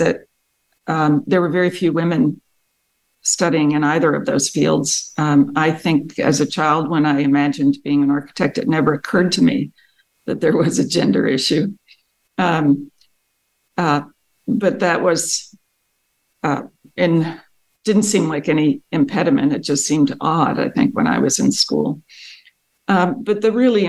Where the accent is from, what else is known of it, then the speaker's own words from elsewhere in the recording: Paoli, Pennsylvania, United States; I grew up in a small town outside of Philadelphia, in Pennsylvania. The town was called Paoli